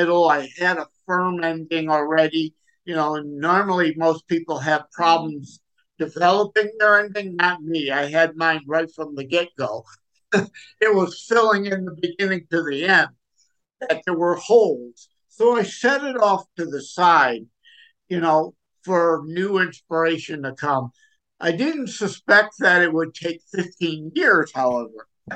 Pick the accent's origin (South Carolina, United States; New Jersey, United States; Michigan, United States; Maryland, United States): Michigan, United States; Detroit; I'm from Detroit, Michigan area